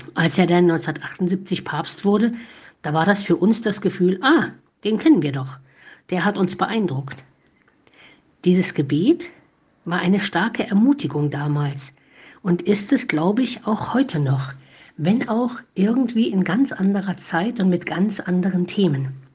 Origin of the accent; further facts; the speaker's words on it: Eichsfeld, Thuringia, Germany; Als Jugendliche im Eichsfeld sind wir immer zu den großen Jugend- und Bistumswallfahrten nach Erfurt gefahren.